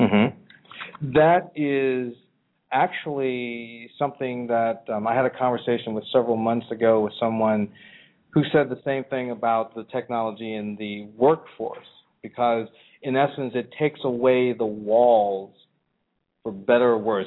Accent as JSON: {"language": "English", "region": "California", "country": "United States", "said": "I'm from California"}